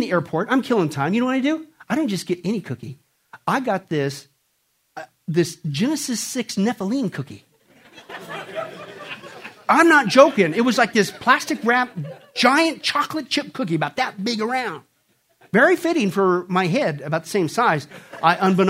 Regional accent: southeast Kansas, United States; moved away; also born or lived in West Coast / New York; This was my hometown. This was the town in southeast Kansas

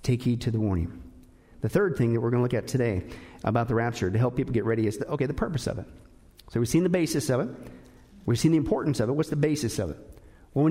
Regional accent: Kansas and Nebraska, Midwest, United States; I grew up in Kansas and Nebraska

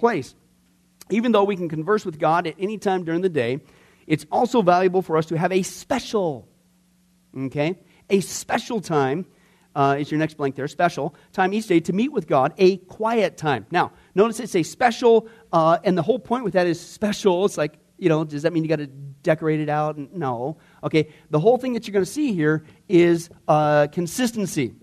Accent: Midwest, United States; growing up in the Midwest

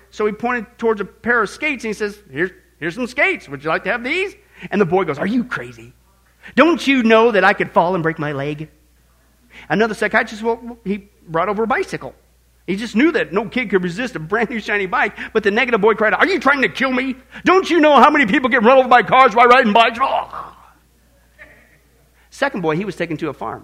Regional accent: Midwest, United States; growing up in the Midwest

